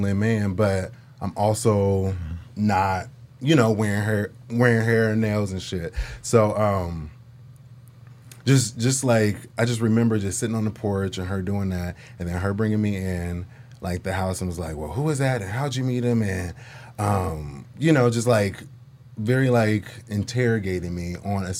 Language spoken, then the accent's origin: English; Portland, United States; growing up in Portland